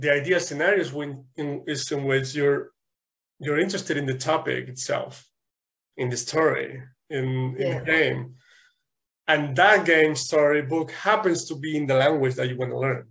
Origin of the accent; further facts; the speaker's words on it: Spain; English is a second language; moved away; in Spain, I think we started learning English at age 5